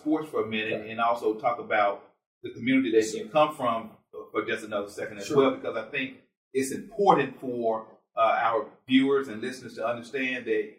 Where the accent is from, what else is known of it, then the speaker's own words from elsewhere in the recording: Mound Bayou, Mississippi, United States; I was born in Mount Bayou.